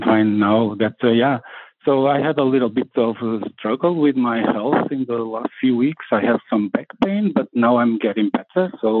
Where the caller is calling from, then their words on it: Portugal; I'm calling from Portugal. Yeah, I'm calling from Portugal.